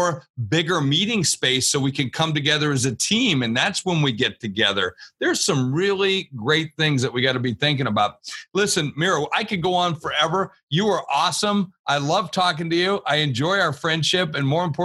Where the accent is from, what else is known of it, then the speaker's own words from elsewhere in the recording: Warner Robins, Georgia, United States; moved away; And so I grew up down in Warner Robins. My father was in the military